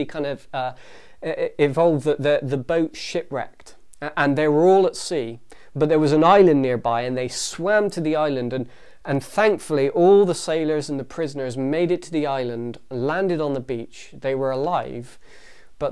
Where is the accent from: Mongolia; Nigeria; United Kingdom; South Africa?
United Kingdom; England; we're English